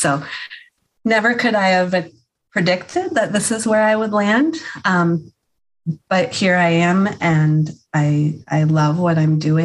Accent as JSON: {"language": "English", "region": "Massachusetts", "country": "United States", "tie": "born or raised there", "moved": "yes", "lives_now": "Maine, United States", "said": "I grew up in Massachusetts in a multicultural, multi-generational family"}